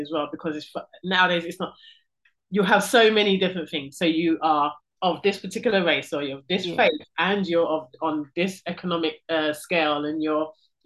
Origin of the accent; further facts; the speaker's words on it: London, United Kingdom; I'm first generation born here in this country